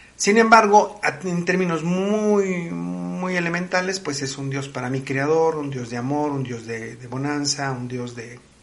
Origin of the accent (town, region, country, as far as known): Mexico